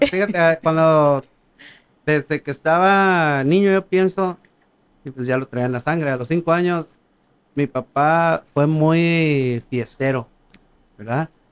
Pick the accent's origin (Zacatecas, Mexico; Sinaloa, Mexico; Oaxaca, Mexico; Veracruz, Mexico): Zacatecas, Mexico; Valparaíso; estaba en la primaria allá en, Valparaíso, Zacatecas, de donde soy.